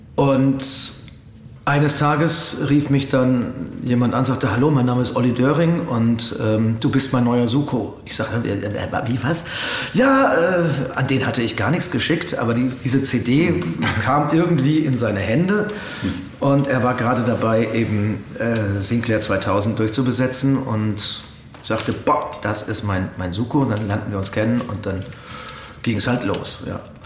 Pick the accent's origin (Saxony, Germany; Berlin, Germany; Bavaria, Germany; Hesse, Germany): Bavaria, Germany; Coburg; in meiner Heimatstadt gedreht, in Coburg